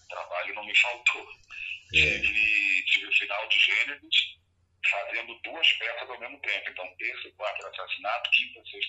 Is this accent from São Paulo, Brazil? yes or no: no; Rio de Janeiro, Brazil; Como eu sou carioca, eu tenho família no Rio